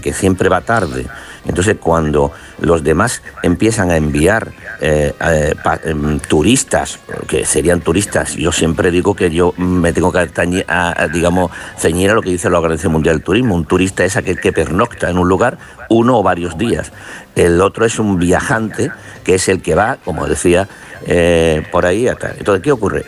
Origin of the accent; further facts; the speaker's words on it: Málaga, Andalusia, Spain; soy de Málaga